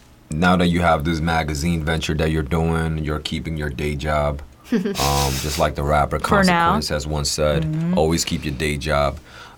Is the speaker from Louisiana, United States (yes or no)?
no; Queens, New York, United States; Queens, though, right? Yes, that is true.